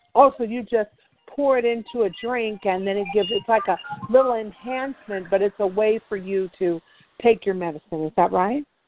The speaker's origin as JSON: {"language": "English", "town": "Oakland", "region": "California", "country": "United States", "said": "I'm from Oakland"}